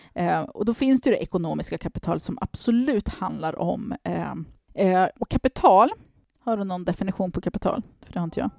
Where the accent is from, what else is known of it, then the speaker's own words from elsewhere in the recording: Stockholm, Stockholm County, Sweden; jag växte upp i Tensta